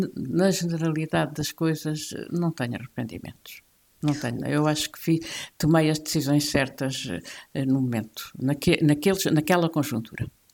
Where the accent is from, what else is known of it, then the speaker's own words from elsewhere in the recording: the South, southern Portugal, Portugal; Eu sou do Sul, pertenço ao Sul